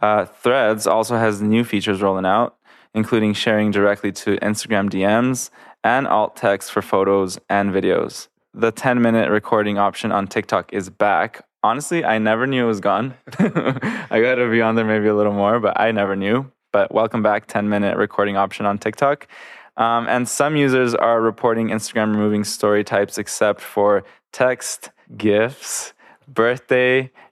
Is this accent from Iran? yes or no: no; Panama; moved away; I'm from Panama